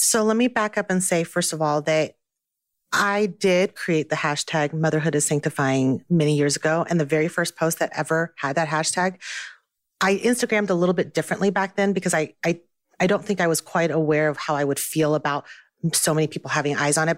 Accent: Taiwan; now in United States; I was born in Taiwan and that I still speak Mandarin

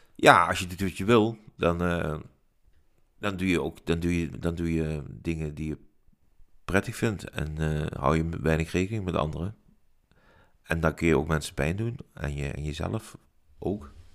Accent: Maastricht, Limburg, Netherlands; Geboren en getogen in Maastricht, in, in de binnenstad

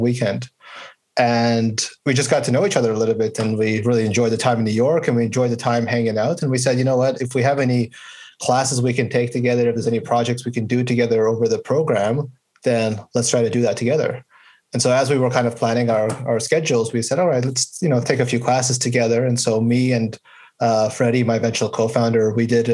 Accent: Vancouver, British Columbia, Canada; moved away as an adult; also born or lived in Pittsburgh, United States; I grew up in Vancouver in Canada.

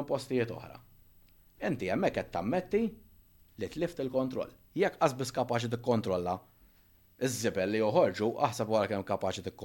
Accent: Malta; konna nsifru aħna l-Maltin

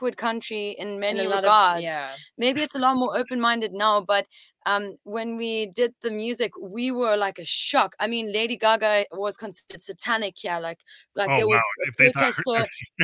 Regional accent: South Africa; also born or lived in France; Although we are French born, we grew up in South Africa.

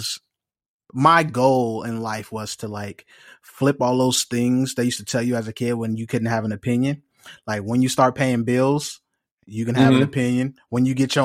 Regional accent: Los Angeles, California, United States; from South Central LA Compton

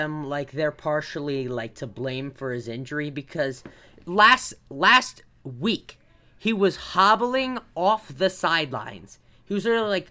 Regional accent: New York, United States; I'm from New York

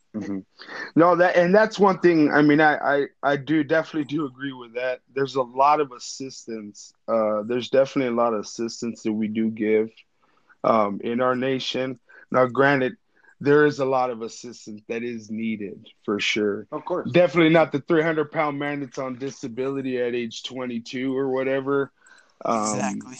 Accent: West Texas, United States; moved away; I'm from West Texas.

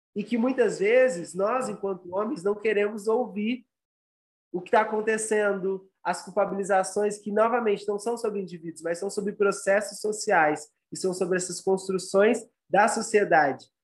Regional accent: São Paulo, Brazil; sou aqui do Brasil, de São Paulo

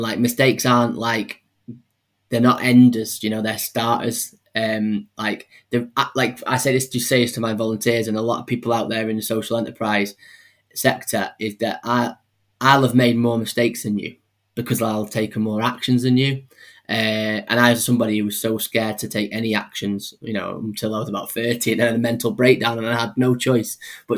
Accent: Stockport, North West England, United Kingdom; moved away as an adult; also born or lived in London; now in Salford, United Kingdom; I'm originally from Stockport

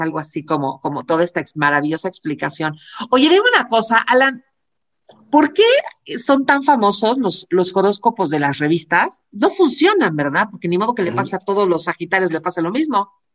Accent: Buenos Aires, Argentina; yo nací a las diez y cuarto de la noche de Buenos Aires el 28 de enero

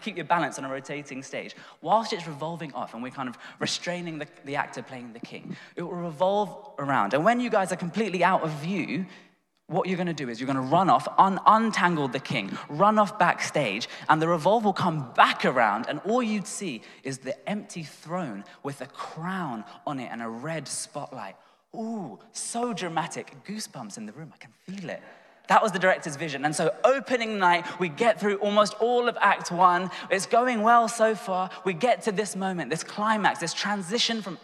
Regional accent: London, United Kingdom; I'm from Tooting in southwest London, and my dad's from India, mum's from Sri Lanka

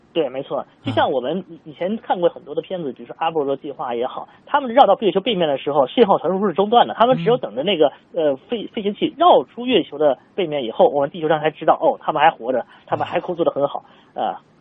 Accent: China; 我们中国人

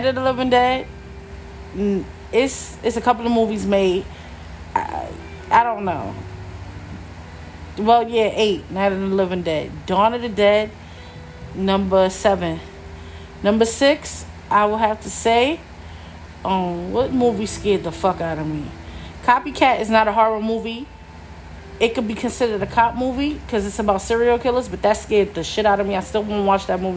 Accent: New York City, New York, United States; If I live in New York City, I grew up in New York City.

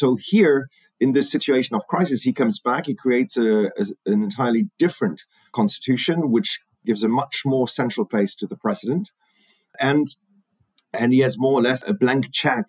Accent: Germany; also born or lived in Argentina; I was actually born in Argentina and I grew up in Germany.

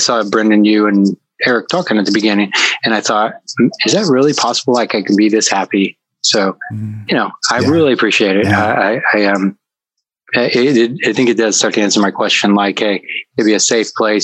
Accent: Decatur, Illinois, United States; also born or lived in Mount Zion, Illinois; Decatur is where I grew up, Mount Zion, Illinois.

